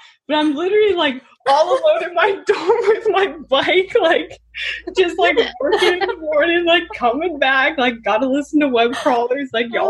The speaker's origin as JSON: {"language": "English", "town": "Atlanta", "region": "Georgia", "country": "United States", "lives_now": "Bodega Bay, United States", "said": "Yeah, I came from Atlanta. So I live on Bodega Bay"}